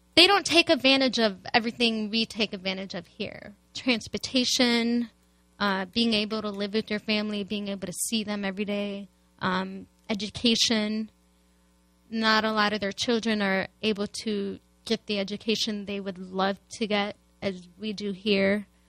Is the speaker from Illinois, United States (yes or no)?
yes; Chicago, Illinois, United States; moved away as an adult; now in St. Louis, United States; I'm a Palestinian American, born and raised in Chicago, and I moved here in a few years ago to St. Louis.